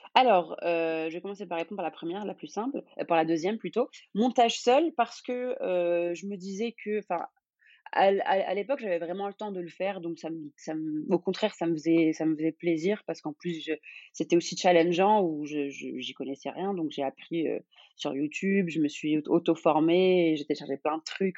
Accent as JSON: {"language": "French", "country": "Algeria", "also_born_or_lived": "Vienna", "moved": "as an adult", "lives_now": "Paris, France", "said": "je suis algérienne"}